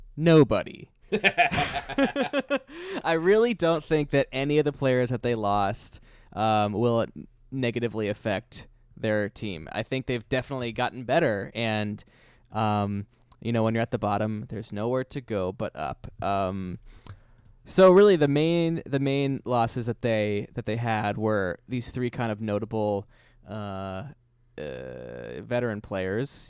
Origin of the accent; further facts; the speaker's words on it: Pittsburgh, Pennsylvania, United States; moved away; also born or lived in Queens; We're both from Pittsburgh